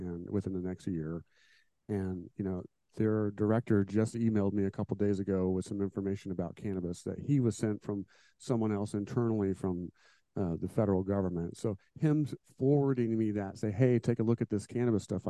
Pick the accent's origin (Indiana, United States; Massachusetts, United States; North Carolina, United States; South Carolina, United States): Indiana, United States; I was born and raised here, and I've lived here pretty much my whole life